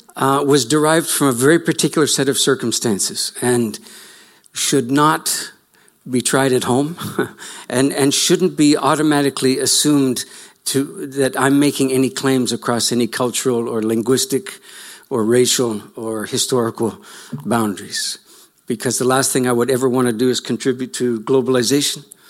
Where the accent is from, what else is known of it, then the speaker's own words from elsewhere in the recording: Canada; you can tell by my accent that I'm from slightly offshore